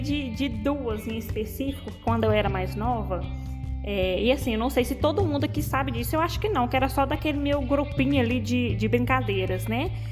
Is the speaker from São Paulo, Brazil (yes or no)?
no; Sem-Peixe, Minas Gerais, Brazil; Aqui em Sem Peixe, é, eu sou casada, fui nascida e criada certo. aqui.